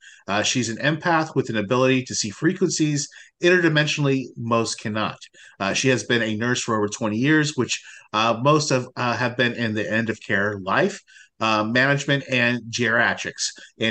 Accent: Florida, United States; you actually grew up in the small little town that I grew up in Florida.

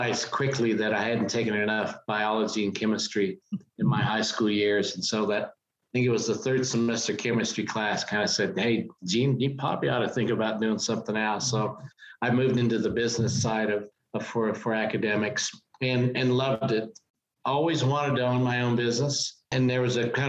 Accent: Wichita, Kansas, United States; It was an opportunity to work close to my hometown with a Fortune

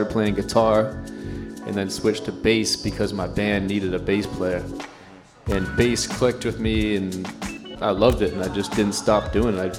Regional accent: Nashua, New Hampshire, United States; I grew up in, uh, in Nashua, New Hampshire, about 45 minutes north of Boston.

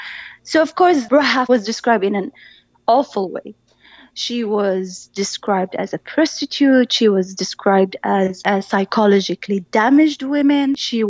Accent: Saudi Arabia; As I grew up in Saudi Arabia, you know, I went to public schools from all the way from elementary, intermediate and high school.

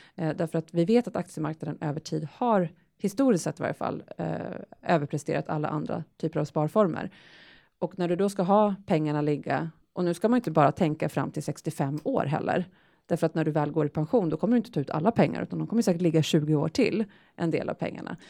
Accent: Sweden; vi svenskar

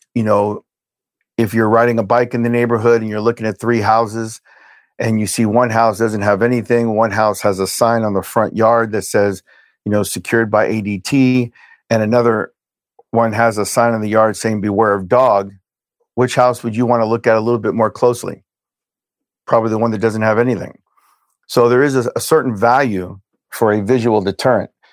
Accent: Hialeah, Florida, United States; also born or lived in Brooklyn, New York; was born in Brooklyn, New York. We moved from Brooklyn to Hialeah, Florida. When I was six

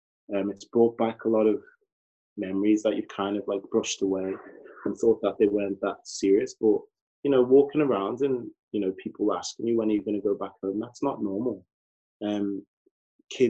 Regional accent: Liverpool, North West England, United Kingdom; I've gone to nursery here, primary school, secondary school.

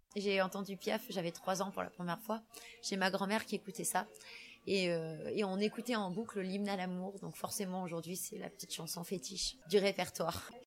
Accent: France; je suis française, donc j'écris français

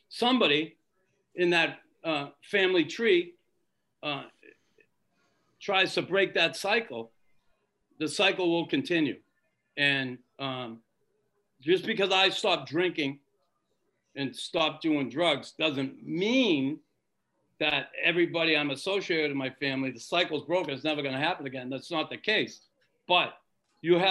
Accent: Boston, Massachusetts, United States; I grew up in Boston.

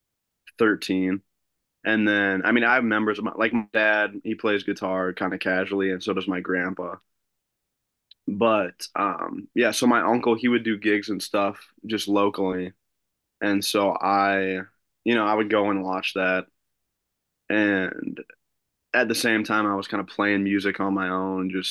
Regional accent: United States; moved away as an adult; now in Machesney Park, United States; I grew up outside the Quad Cities

